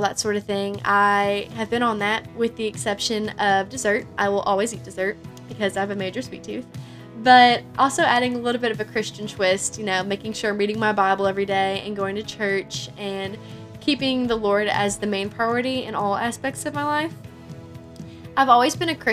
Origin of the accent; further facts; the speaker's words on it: Kentucky, United States; I'm from Kentucky.